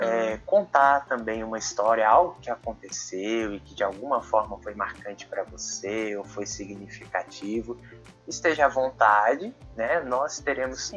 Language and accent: Portuguese; Brasília, Federal District, Brazil; também sou deficiente visual e sou de Brasília